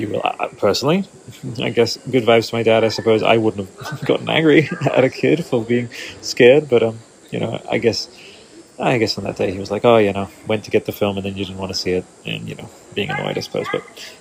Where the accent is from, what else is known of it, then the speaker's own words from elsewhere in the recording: Australia; growing up in Australia as a dinosaur kid